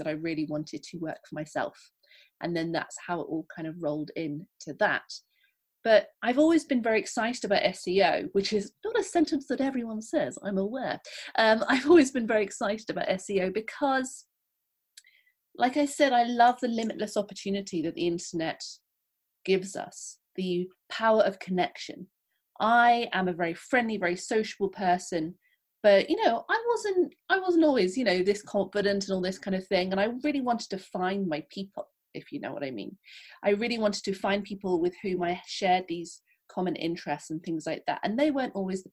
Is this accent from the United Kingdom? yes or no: yes; England, United Kingdom; also born or lived in London; as you can tell probably from my accent, I am from England. I live in London